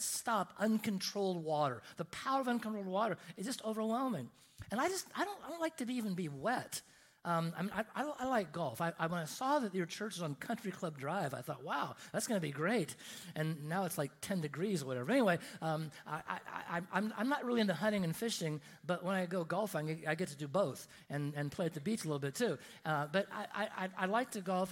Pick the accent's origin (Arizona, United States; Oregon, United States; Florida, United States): Oregon, United States; I grew up in Oregon, and in, in, Oregon, we have, we have mountains in Oregon.